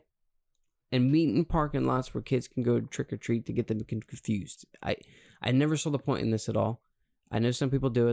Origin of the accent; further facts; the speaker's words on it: Montgomery County, Pennsylvania, United States; I'm from Montgomery County